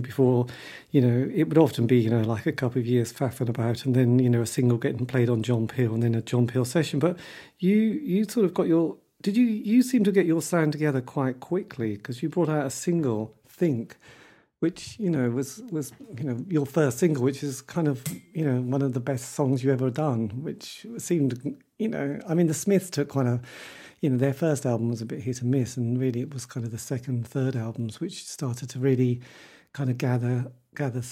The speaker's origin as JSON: {"language": "English", "town": "Norwich", "region": "East of England", "country": "United Kingdom", "said": "I come from Norwich"}